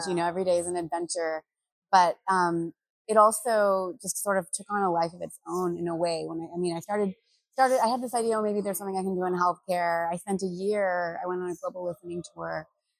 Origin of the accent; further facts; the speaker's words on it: United States; moved away as an adult; now in Bangladesh; So I was actually born and raised in the United States.